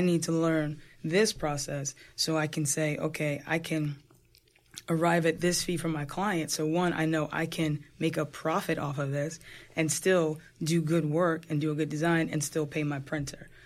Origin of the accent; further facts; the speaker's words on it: New Jersey, United States; I'm a Jersey girl, born and raised in Jersey